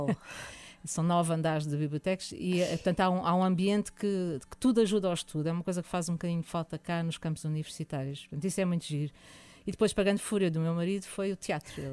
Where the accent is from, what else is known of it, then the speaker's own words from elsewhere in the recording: Lisbon, Portugal; also born or lived in Porto; sempre vivemos em Lisboa, embora a minha mãe seja alentejana e o meu pai seja ali da Arruda, que é a Arruda dos Vinhos